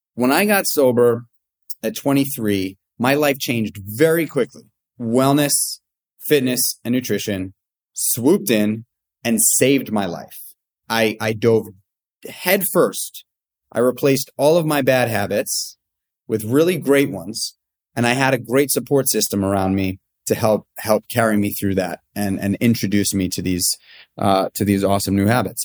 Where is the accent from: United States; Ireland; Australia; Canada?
United States; New York City, New York; I, I grew up in New York City. I grew up in Manhattan on eighty-seventh Street between First and Second Avenue.